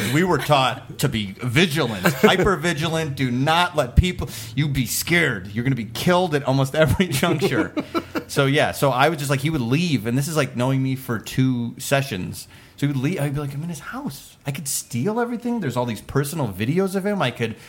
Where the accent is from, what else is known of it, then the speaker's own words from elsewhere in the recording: Midwest, United States; moved away as an adult; also born or lived in Chicago; now in Los Angeles, United States; I'm from the Midwest. I'm not a showbiz family.